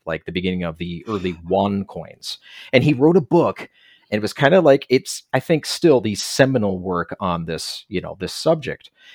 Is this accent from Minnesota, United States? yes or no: yes; Minnesota, United States; also born or lived in Korea; I'm from Minnesota